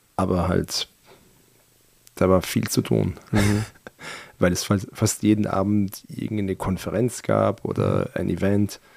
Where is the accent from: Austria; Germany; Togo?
Austria; born or raised there; German is a second language; also born or lived in Iran